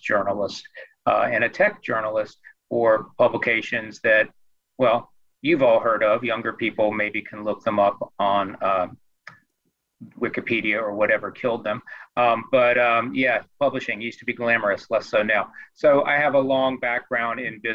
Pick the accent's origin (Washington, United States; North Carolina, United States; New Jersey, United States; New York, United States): North Carolina, United States; Greensboro; I grew up in Greensboro